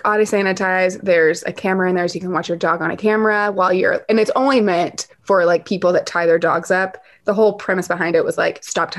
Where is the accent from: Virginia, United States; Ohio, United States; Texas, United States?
Texas, United States; Dallas; born or raised there; now in New York, United States